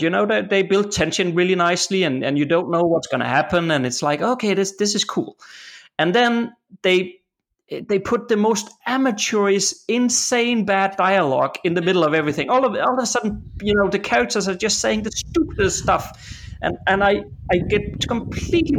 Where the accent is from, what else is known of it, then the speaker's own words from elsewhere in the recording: Denmark; I'm from Denmark. You know, this country is just flat